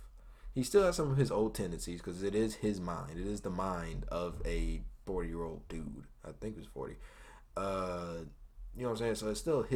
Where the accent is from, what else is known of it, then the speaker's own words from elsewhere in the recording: United States; I'm American